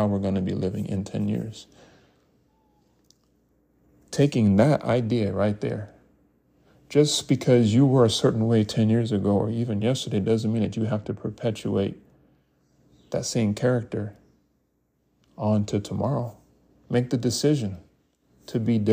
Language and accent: English; United States; we as African American people